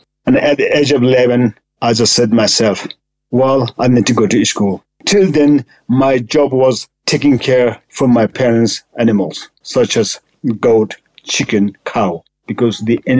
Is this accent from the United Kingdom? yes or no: no; Lukla, Koshi Province, Nepal; English is a second language; I was born in poor, big family, and when I was little, I mean, there is no school in Lukla.